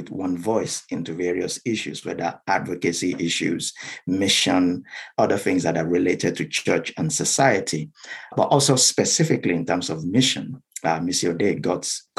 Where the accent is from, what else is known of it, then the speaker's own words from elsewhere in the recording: South West Nigeria, Nigeria; first language Yoruba; English is a second language; moved away as an adult; now in United Kingdom; I'm from Nigeria